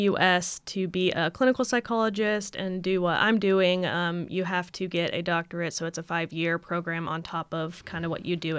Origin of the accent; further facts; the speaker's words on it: Idaho, United States; And I'm originally from Idaho in the U.S., the potato state.